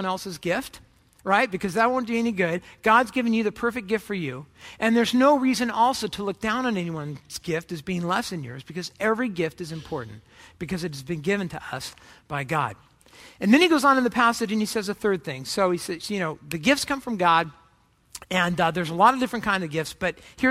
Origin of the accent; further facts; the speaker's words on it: Orange County, California, United States; I grew up in Orange County, California